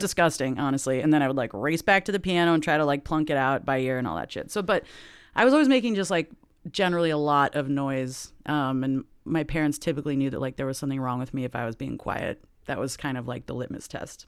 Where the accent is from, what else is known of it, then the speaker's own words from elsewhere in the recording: Lake Oswego, Oregon, United States; also born or lived in Los Angeles, California; I grew up, I was born in L A, actually, and then, um, right before my sixth birthday, we moved to Lake Oswego, Oregon